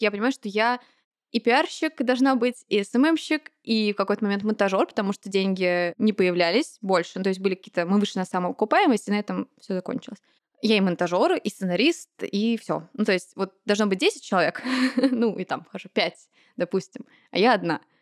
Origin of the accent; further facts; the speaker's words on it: Moscow, Russia; Я родилась и выросла в Москве.